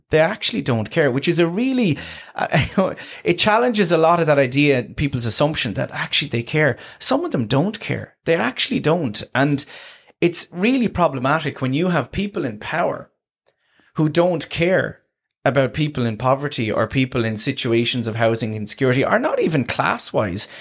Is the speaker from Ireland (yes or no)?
yes; Tramore, Munster, Ireland; I come from Tremor originally, um, in County Waterford